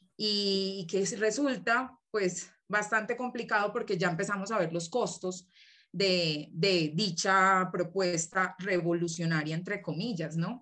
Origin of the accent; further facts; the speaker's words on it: Colombia; moved away as an adult; now in Mexico City, Mexico; Vengo de Colombia, actualmente estoy viviendo aquí en la Ciudad de México por cuestiones de estudio